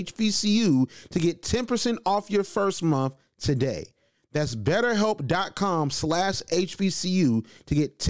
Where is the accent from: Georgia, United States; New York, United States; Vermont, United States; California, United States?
Georgia, United States; Macon; I'm from Macon, Georgia.